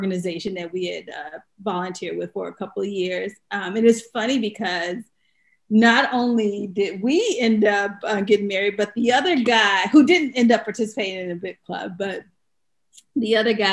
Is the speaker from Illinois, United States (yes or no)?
yes; Chicago, Illinois, United States; moved away; we were both volunteers at the Chicago Urban League because we're from Chicago